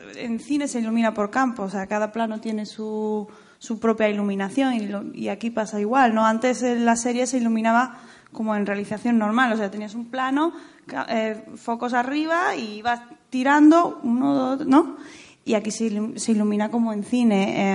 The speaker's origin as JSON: {"language": "Spanish", "region": "Andalusia", "country": "Spain", "moved": "yes", "lives_now": "Madrid, Spain", "said": "que soy andaluza"}